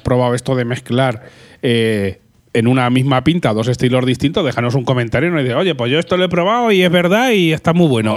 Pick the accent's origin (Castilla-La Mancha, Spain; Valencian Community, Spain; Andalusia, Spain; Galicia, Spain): Castilla-La Mancha, Spain; Albacete; yo soy un poco de Albacete